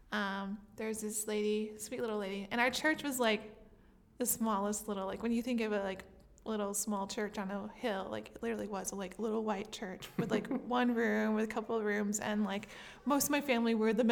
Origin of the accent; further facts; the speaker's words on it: French Lick, Indiana, United States; I grew up in a town called French Lick, Indiana.